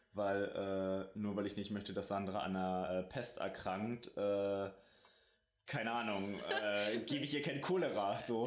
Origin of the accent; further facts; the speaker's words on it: Germany; wir auch als Deutsche